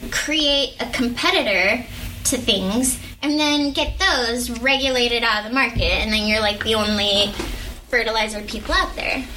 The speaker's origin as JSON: {"language": "English", "region": "Arizona", "country": "United States", "said": "I'm from Arizona."}